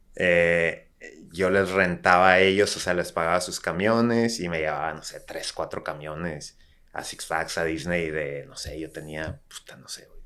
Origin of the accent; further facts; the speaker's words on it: Tijuana, Baja California, Mexico; also born or lived in Guadalajara; yo soy de Tijuana, digo, nací en Guadalajara, pero literal a los meses me vine a Tijuana